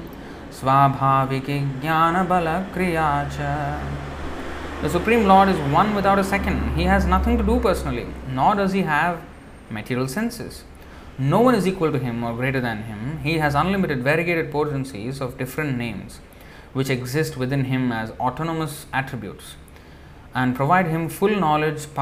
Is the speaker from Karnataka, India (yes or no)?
no; Hyderabad, Telangana, India; I am from Hyderabad, right? Andhra.